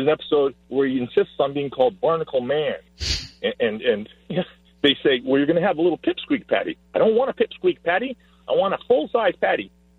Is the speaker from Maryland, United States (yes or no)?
no; San Fernando Valley, California, United States; I'm 56 years old. I grew up in the San Fernando Valley, and I went to Notre Dame High School.